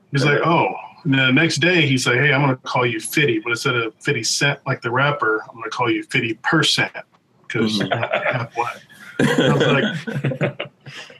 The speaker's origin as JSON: {"language": "English", "town": "Milwaukee", "region": "Wisconsin", "country": "United States", "tie": "born or raised there", "moved": "yes", "said": "I grew up in Milwaukee, Wisconsin"}